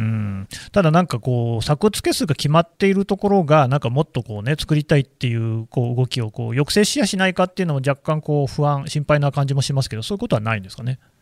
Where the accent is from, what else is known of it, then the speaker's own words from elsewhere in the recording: Nagoya, Aichi, Japan; 私の故郷じゃないですか。